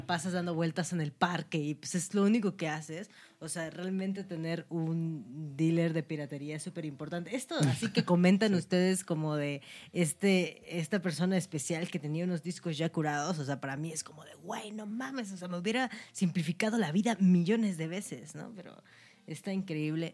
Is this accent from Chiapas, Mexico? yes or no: no; Orizaba, Veracruz, Mexico; now in Mexico City, Mexico; en Orizaba, que es de donde yo soy